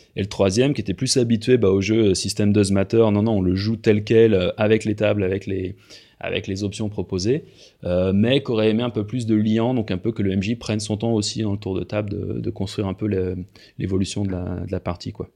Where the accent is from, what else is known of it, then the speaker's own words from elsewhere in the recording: France; now in Switzerland; moi je suis français, mais je vis en Suisse depuis un certain temps